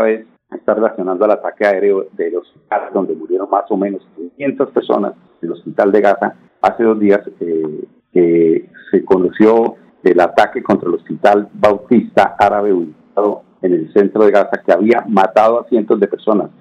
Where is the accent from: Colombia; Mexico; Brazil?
Colombia; todos somos colombianos